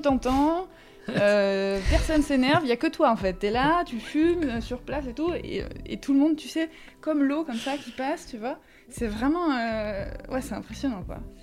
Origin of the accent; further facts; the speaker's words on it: Chantilly, Hauts-de-France, France; moved away as an adult; also born or lived in Marseille / China; j'ai grandi à Chantilly, mais on est plutôt du sud.